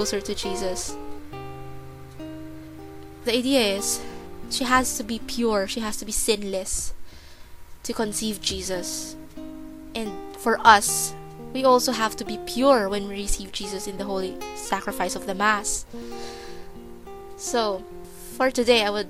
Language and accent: English; Philippines; moved away as an adult; now in New Zealand; I grew up in the Philippines, but for the last 4 years, I've been residing in New Zealand